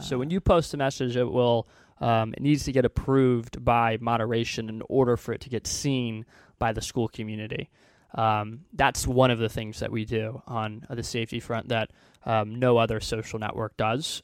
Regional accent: Houston, Texas, United States; moved away as an adult; also born or lived in Illinois; now in Silicon Valley, United States; I grew up in Houston, Texas

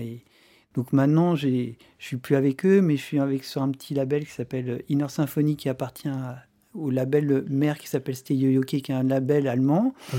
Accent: France; en tant que Français

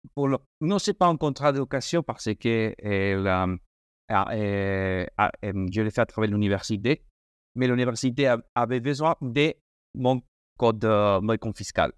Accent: Madrid, Community of Madrid, Spain; French is a second language; moved away; also born or lived in Italy; je suis espagnol, je suis espagnol de, Madrid.

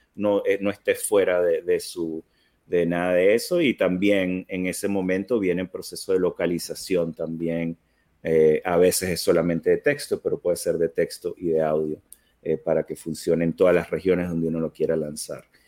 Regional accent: Venezuela; now in United States; yo soy, soy venezolano de nacimiento. Eh, tengo muchos años que me mudé a, Estados Unidos con, con, mi familia

